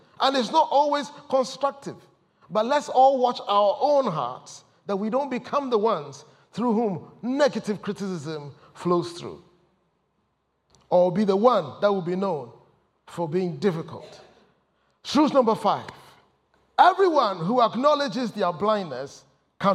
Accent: Ghana; moved away as an adult; also born or lived in Ipswich, United Kingdom; now in United Kingdom; I come from Ghana

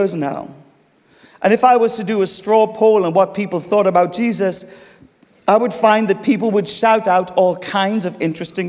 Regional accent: United Kingdom; we're British here

